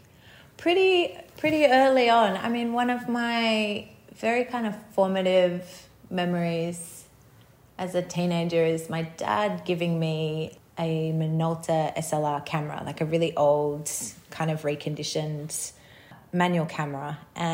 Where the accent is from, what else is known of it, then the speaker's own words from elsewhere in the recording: Sydney, New South Wales, Australia; I grew up in Sydney on Gadigal country